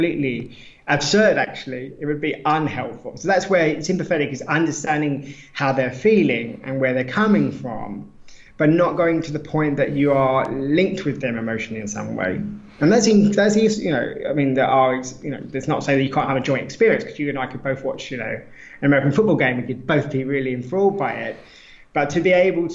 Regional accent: United Kingdom; now in Lisbon, Portugal; being British

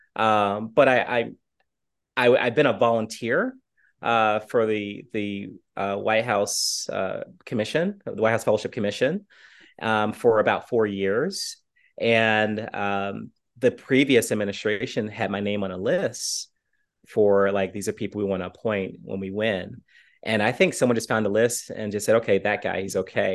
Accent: Portsmouth, Virginia, United States; moved away; also born or lived in Chattanooga; my hometown of Portsmouth, Virginia

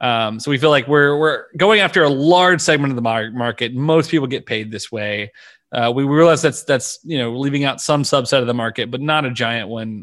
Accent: Louisiana, United States; I was born and raised in Louisiana

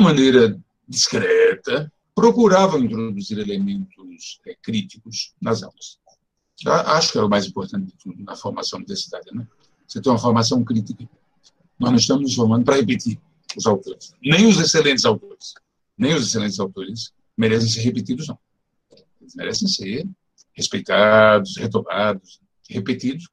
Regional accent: Natal, Rio Grande do Norte, Brazil; moved away as an adult; now in São Paulo, Brazil; Eu nasci em Natal, Rio Grande do Norte, onde eu vivi até 19 anos eu vim morar em São Paulo no início de 1970

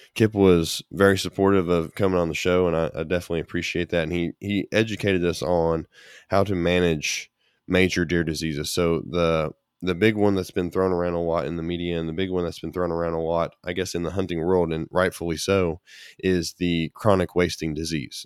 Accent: Kentucky, United States; my home state of Kentucky

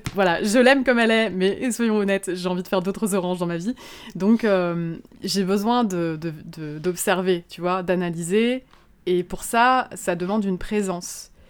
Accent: Moselle, Grand Est, France; also born or lived in Luxembourg; now in Lyon, France; je suis originaire de Moselle, donc je euh, c'est vraiment à l'est de la France, à la frontière du Luxembourg au départ

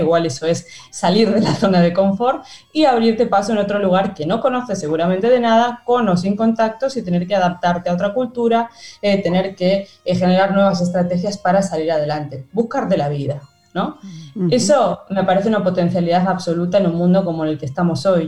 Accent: Spain; moved away as an adult; also born or lived in France; now in Argentina; yo me fui de España eh, porque me tocó la gran crisis de 2008

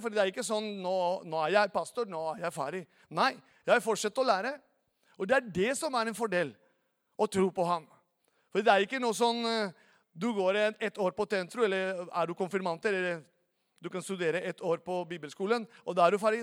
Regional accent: Venezuela; Norwegian is a second language; now in Norway; er opprinnelig fra Venezuela

